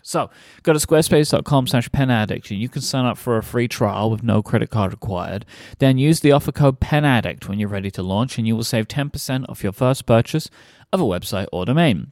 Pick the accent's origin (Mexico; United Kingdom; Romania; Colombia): United Kingdom; England; I'm from England